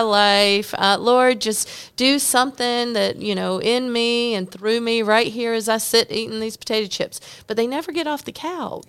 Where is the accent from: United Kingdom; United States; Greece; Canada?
United States; North Carolina; I'm from North Carolina